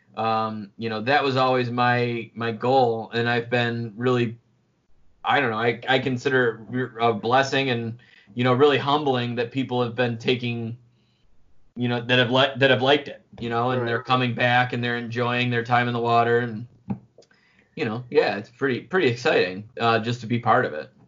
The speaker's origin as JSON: {"language": "English", "area": "Oak Orchard River", "region": "New York", "country": "United States", "tie": "born or raised there", "also_born_or_lived": "Finger Lakes, New York", "said": "I've been fishing for a long time growing up on the Oak uh, the Oak Orchard River"}